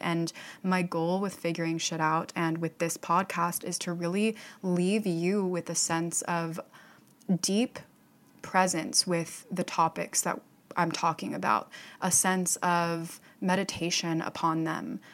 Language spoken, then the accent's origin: English; Fort Myers, Florida, United States; my hometown of Fort Myers, Florida